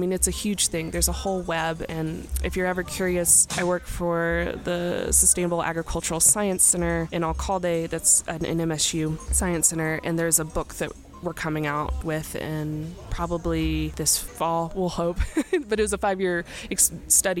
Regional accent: Memphis, Tennessee, United States; now in New Mexico, United States; I'm from Memphis, like I said, and so I've lived here

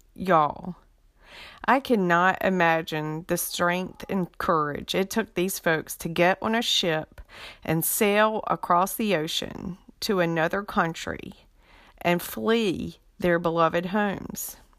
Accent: Beaufort County, North Carolina, United States; also born or lived in Fayetteville, North Carolina; my home state, North Carolina, and beautiful Beaufort County, where I was raised.

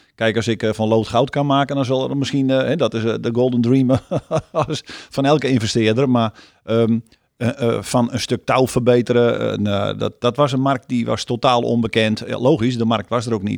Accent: Friesland, Netherlands; ik ben een Fries

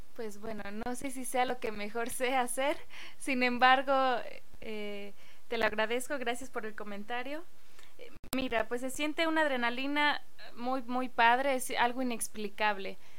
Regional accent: State of Mexico, Mexico; ahí en el pueblo, vengo de Lubianos, Estado de México, orgullosamente

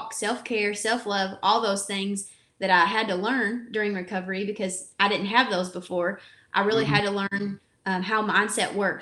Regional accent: Kentucky, United States; accent: Kentucky; I grew up in Kentucky. The accent does not lie. So I definitely have the Kentucky accent.

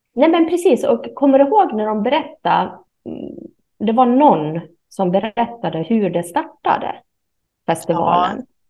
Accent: Sweden; jag är ju svensk

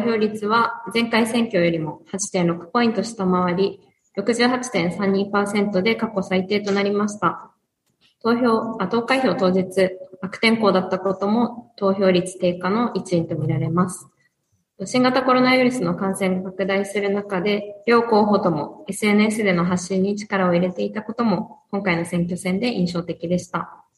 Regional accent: Naha, Okinawa, Japan; now in Nago, Japan; 私は那覇で生まれ育って、名護に赴任して3年目になります

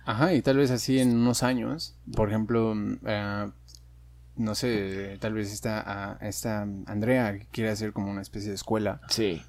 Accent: Mexico; no sé cómo identificarme incluso con, con los mexicanos

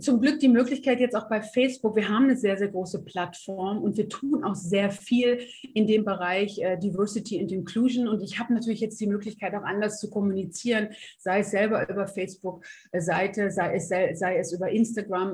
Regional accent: North Rhine-Westphalia, Germany; zu dem, wo ich herkomme. Äh, sehr offen, sehr lustige Niederrheinerin

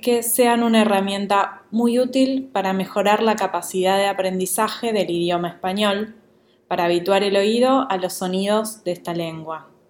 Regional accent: Buenos Aires, Argentina; accent: Rioplatense porteño Argentine Spanish; first language Spanish (Rioplatense); en mi lengua natal, el castellano o español rioplatense, más específicamente español porteño argentino

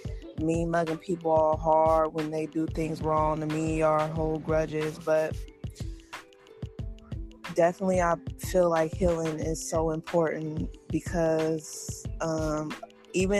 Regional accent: United States; being African American in America

